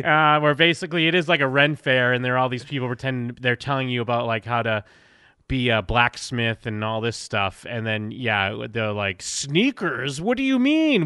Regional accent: East Coast, United States; growing up in the East Coast

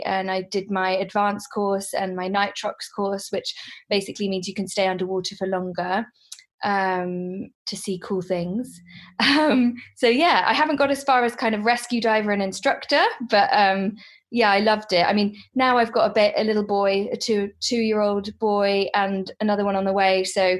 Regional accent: Hong Kong; also born or lived in London, United Kingdom; I actually work in the pharmaceutical industry, and I grew up in Hong Kong. I was born in London, but I grew up most of my life in Hong Kong.

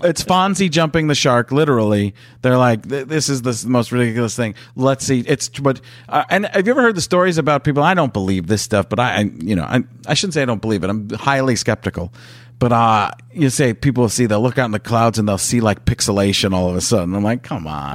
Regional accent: Midwest, United States; I grew up in the Midwest

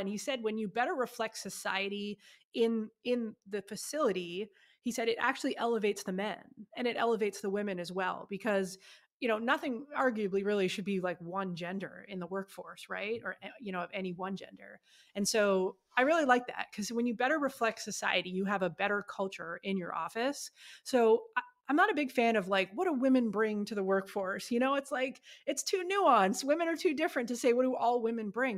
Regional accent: Ottawa, Ontario, Canada; moved away as an adult; now in United States; my hometown, Ottawa, Canada

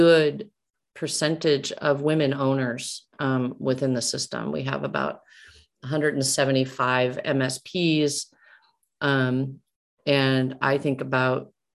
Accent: Omaha, Nebraska, United States; I'm from Omaha. So, I mean, that was where I was born and raised, and it's where my family's from

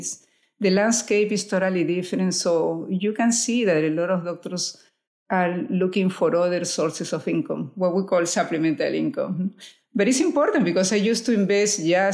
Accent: Lima, Peru; moved away as an adult; now in United States; I'm from Lima, Peru

